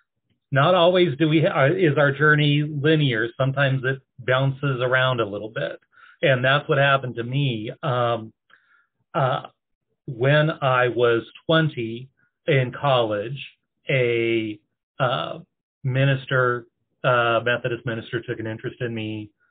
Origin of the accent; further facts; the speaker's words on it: Oregon, United States; moved away as an adult; also born or lived in East Coast; I'm originally from Oregon